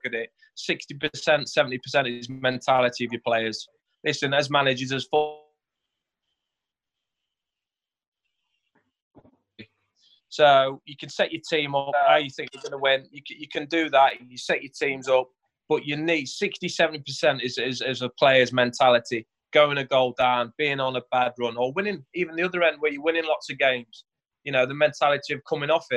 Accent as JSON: {"language": "English", "town": "Mansfield", "region": "East Midlands", "country": "United Kingdom", "tie": "born or raised there"}